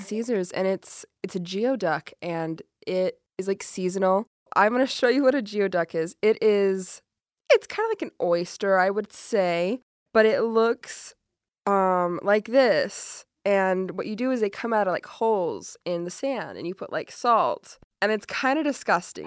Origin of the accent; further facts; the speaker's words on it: Rock Springs, Wyoming, United States; moved away; I'm from County Four, and it says it on our license plates